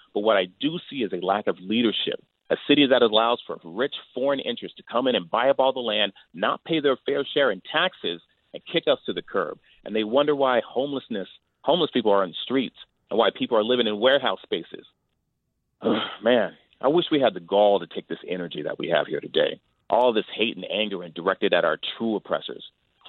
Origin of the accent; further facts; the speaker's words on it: Greenville, Mississippi, United States; And I told you, I grew up in Greenville, Mississippi, surrounded by Confederate imagery.